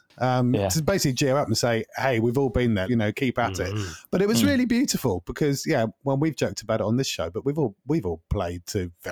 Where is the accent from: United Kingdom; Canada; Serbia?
United Kingdom; Norwich, East of England; Norwich, you know, my hometown